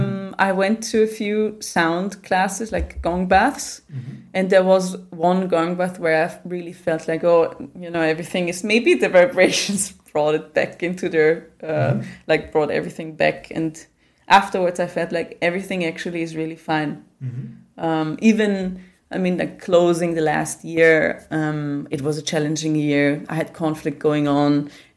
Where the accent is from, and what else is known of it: Austria